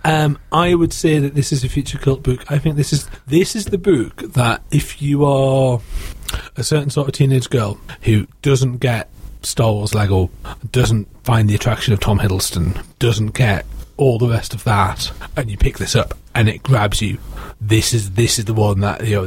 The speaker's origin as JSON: {"language": "English", "country": "United Kingdom", "said": "I'm British"}